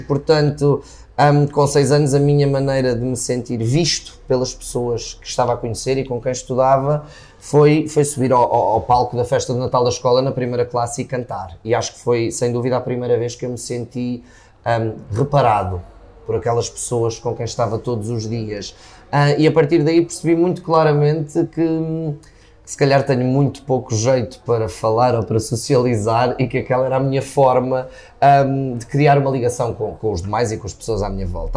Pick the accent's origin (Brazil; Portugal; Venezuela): Portugal; Viseu, Centro; also born or lived in Lisbon; eu nasci em Lisboa, a minha mãe mudou-se para Viseu quando eu tinha 6 anos